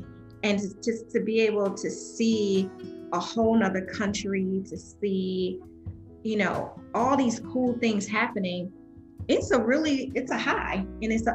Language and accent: English; Spartanburg, South Carolina, United States; moved away; I am originally from Swanberg, South Carolina